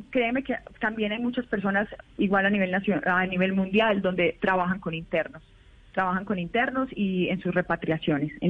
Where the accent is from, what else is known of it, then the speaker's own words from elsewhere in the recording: Colombia; como un ciudadano común y corriente colombiano